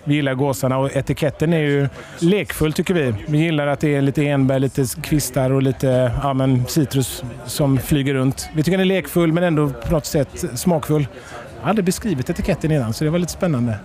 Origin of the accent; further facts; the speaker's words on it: Halland County, Sweden; now in Malmö, Sweden; Jag och Per vi kommer från norra Halland. Vi bor nere i Skåne båda två.